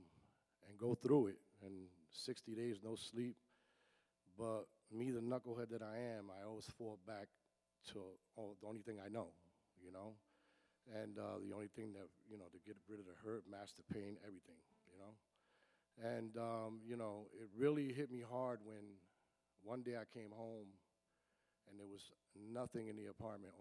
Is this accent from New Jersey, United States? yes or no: yes; Paterson, New Jersey, United States; I was born and raised in Paterson, New Jersey